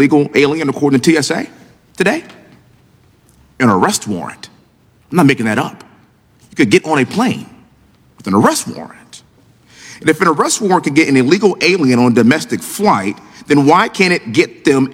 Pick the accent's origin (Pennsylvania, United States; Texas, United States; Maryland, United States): Texas, United States; Houston; I'm a Texan, born and raised in Houston, Texas